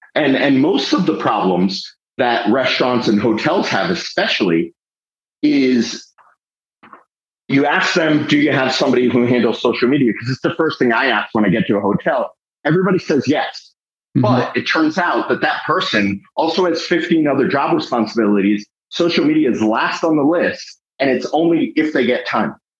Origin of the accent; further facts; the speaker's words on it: Fort Lauderdale, Florida, United States; I grew up in Fort Lauderdale, and my father was a Fort Lauderdale police officer for 11 years